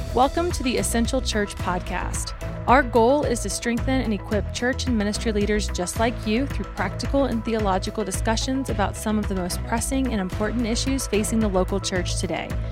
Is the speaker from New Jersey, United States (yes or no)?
no; Colorado Springs, Colorado, United States; I was born and raised here in the Springs